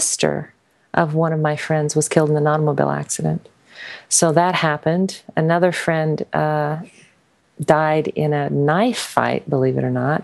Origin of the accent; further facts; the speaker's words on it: the West, United States; I was, you know, going along as an American girl. I grew up in the West. I'm kind of a cowgirl